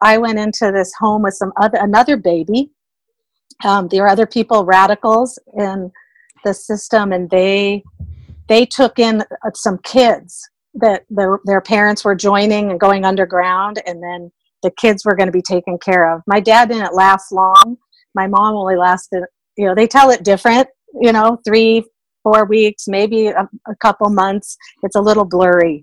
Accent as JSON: {"language": "English", "town": "Seattle", "region": "Washington", "country": "United States", "tie": "born or raised there", "also_born_or_lived": "Bay Area, California", "said": "we moved from the Bay Area to Seattle when I was a baby"}